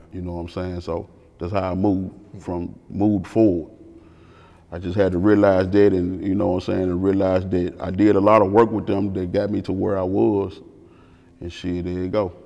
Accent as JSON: {"language": "English", "area": "the Bay", "region": "Tennessee", "country": "United States", "said": "I'm from the Bay"}